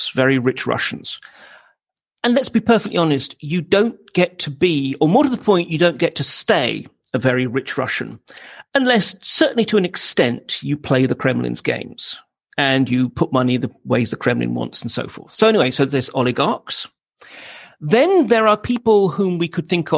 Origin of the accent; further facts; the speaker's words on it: United Kingdom; as a Brit